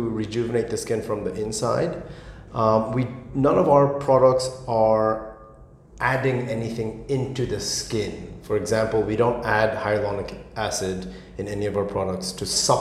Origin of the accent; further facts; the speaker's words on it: Tokyo, Japan; moved away as an adult; also born or lived in United States / United Kingdom; now in Singapore; I'm born and raised in Tokyo.